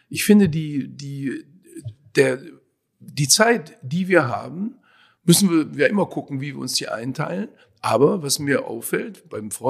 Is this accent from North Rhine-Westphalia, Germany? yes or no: yes; North Rhine-Westphalia, Germany; ich bin ja im Ruhrgebiet aufgewachsen, also die typische Ruhrgebietsküche könnte man vielleicht sagen.